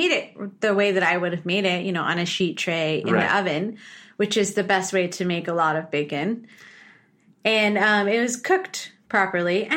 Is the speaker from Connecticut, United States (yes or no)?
no; San Diego and San Francisco, California, United States; San Diego and San Francisco, kind of half and half